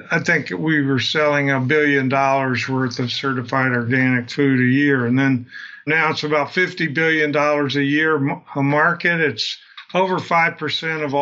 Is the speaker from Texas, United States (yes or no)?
yes; Southeast Texas, United States; I grew up in Southeast Texas, near the border of Texas and Louisiana on the Gulf Coast.